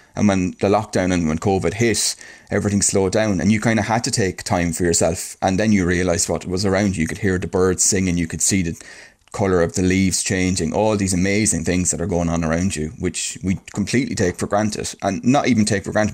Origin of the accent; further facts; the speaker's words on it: Ireland; we're Irish and that's the way we do things